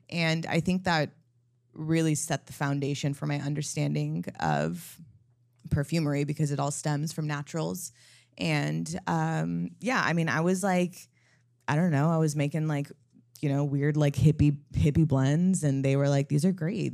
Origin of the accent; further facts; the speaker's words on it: California, United States; moved away; also born or lived in Los Angeles; I'm from California, I, I used to live in L